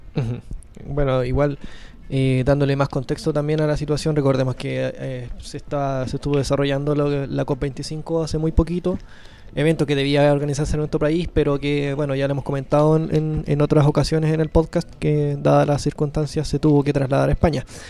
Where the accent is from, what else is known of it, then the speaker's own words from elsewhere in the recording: Chile; a mí como chileno